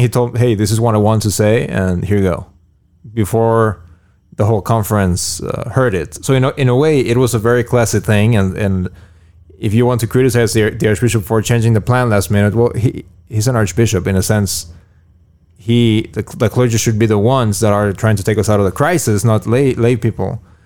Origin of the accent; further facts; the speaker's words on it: Mexico; moved away; when I was, uh, little growing up in Moguls Hordo in Mexico